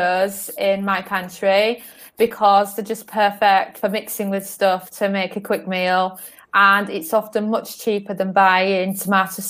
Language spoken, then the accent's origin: English; Northern England, United Kingdom; moved away as an adult; also born or lived in London / Algarve, Portugal; now in Portugal; I was born in London, and then I was raised in Northern England.